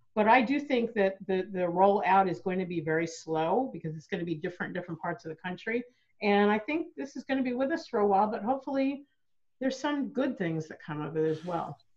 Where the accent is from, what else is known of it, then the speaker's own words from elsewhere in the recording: New York, United States; moved away; I grew up in New York and I used to go to, into St. Patrick's Cathedral